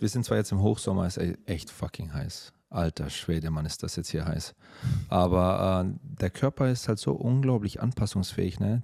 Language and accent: German; Germany; moved away; bei uns in Deutschland